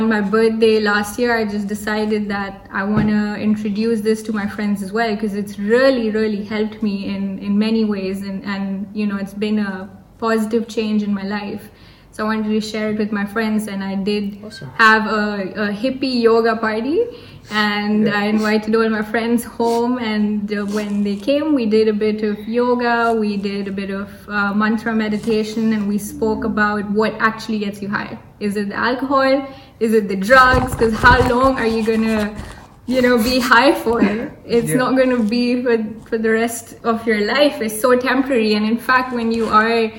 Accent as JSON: {"language": "English", "town": "Hyderabad", "region": "Telangana", "country": "India", "said": "I'm from Hyderabad"}